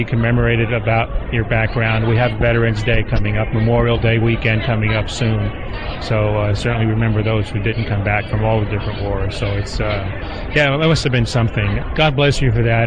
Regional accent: Cuba; now in United States; I'm a Cuban refugee

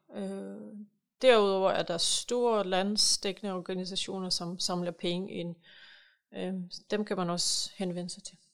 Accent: Ukraine; now in Holbæk, Denmark; jeg kommer selv fra Ukraine

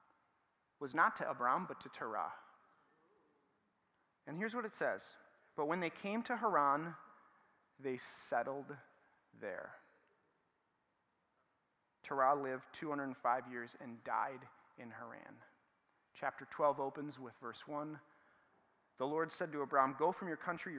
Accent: Saint Paul, Minnesota, United States; I grew up in the Midway, and I went to a school called Central Lutheran

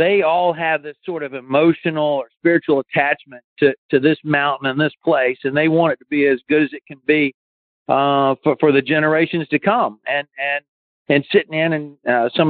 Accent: Fort Mill, South Carolina, United States; also born or lived in Cleveland, Tennessee; now in Myrtle Beach, United States; I grew up in South Carolina, but I was born in Tennessee. I left Tennessee, I was like second or third grade and came to Fort Mill, South Carolina.

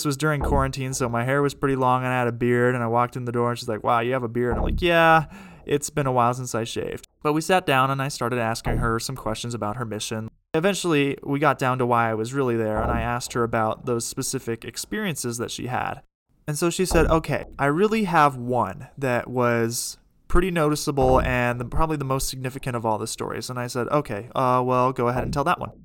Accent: Brookfield, Wisconsin, United States; in my hometown of Brookfield, Wisconsin

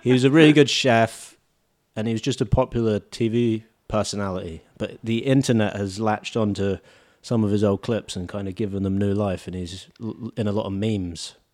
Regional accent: United Kingdom; now in Australia; I'm British

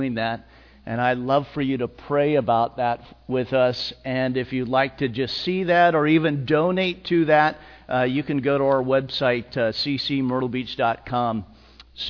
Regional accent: Napa, California, United States; now in Myrtle Beach, United States; I was born and raised here in Napa, California, along with my beautiful helpmate wife

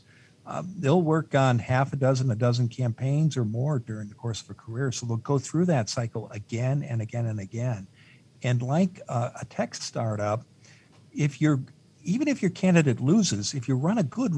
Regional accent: Eastern Iowa, United States; I grew up in Eastern Iowa

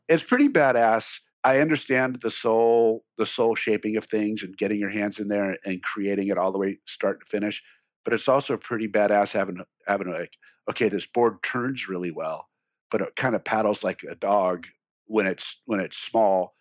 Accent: Glendale, California, United States; I grew up in Glendale, California

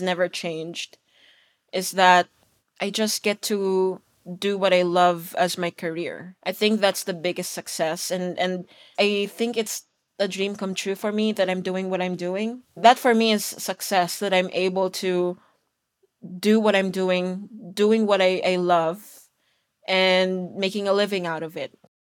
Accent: Philippines; now in Los Angeles, United States; me being Filipino, Asian, working in L A as a mastering engineer

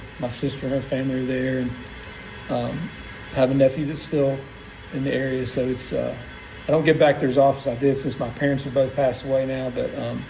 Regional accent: Huntington, West Virginia, United States; Well, kind of all over the place, but for the most part, Huntington, West Virginia. Went to Marshall University and then came down here in the late 80s

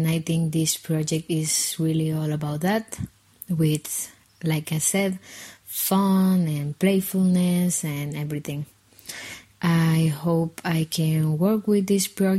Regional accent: Guatemala City, Guatemala Department, Guatemala; I'm from Guatemala City

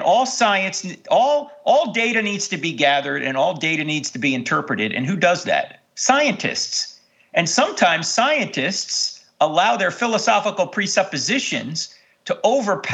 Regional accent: Jersey Shore, New Jersey, United States; I grew up on the Jersey Shore

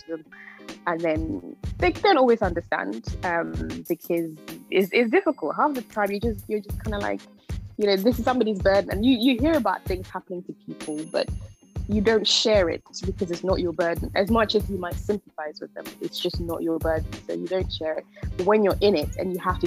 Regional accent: Ghana; now in United Kingdom; I grew up in Ghana, and then we moved here

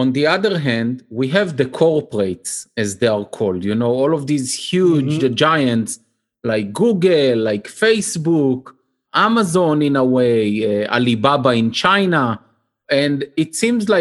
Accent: Jerusalem, Jerusalem District, Israel; I grew up in Jerusalem. It was polarized even when I was a kid in the 70s

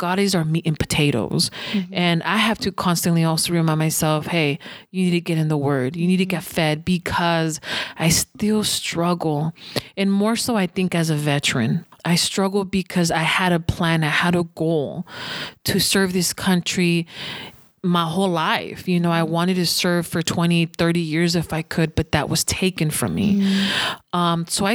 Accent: United States; I'm an American citizen and I'm a proud American.

